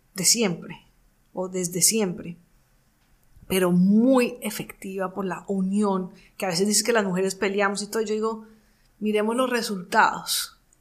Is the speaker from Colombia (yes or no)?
yes; Colombia; mi país, Colombia